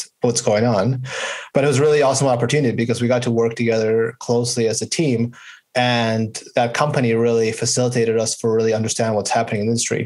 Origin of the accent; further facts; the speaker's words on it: Vancouver, British Columbia, Canada; moved away as an adult; also born or lived in Pittsburgh, United States; I grew up in Vancouver in Canada.